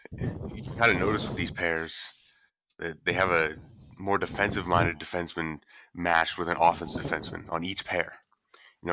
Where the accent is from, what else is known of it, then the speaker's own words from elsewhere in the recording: Canada; we're Canadian, obviously, so there's a lot of snow outside right now.